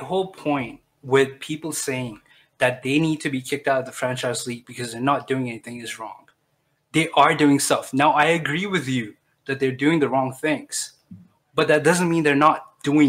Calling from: Arlington, Texas, United States; I'm calling from Arlington again, but Texas, not from Virginia.

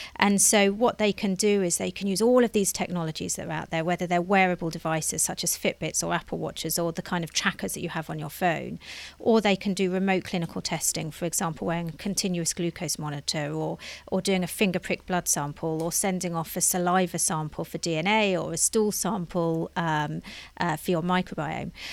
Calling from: London, United Kingdom; I'm calling in from London

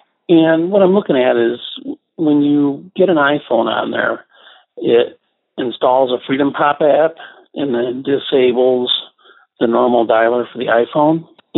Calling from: Dubuque, Iowa, United States; I'm from Dubuque, Iowa.

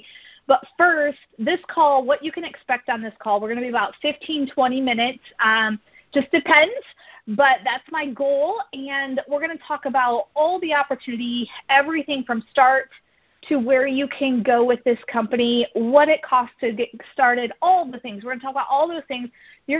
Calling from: DeWitt, Michigan, United States; So I am dialing in from DeWitt, Michigan.

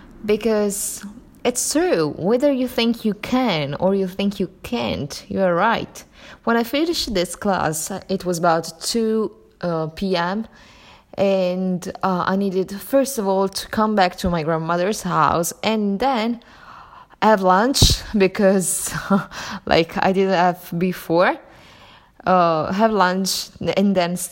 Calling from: Sicily, Italy; I'm recording from Italy, Sicily exactly, and it's raining in here.

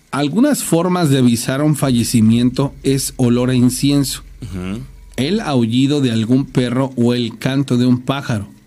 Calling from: Campeche, Mexico; de Campeche. Les mando un saludo.

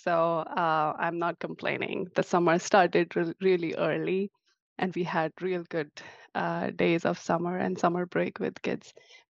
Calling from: Seattle, Washington, United States; I'm from Seattle, Greater Seattle area, on the suburbs of Seattle.

